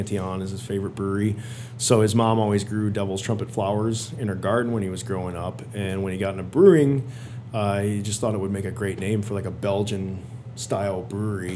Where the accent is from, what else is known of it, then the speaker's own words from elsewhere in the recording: Illinois, United States; I grew up in Illinois, so I was out of Illinois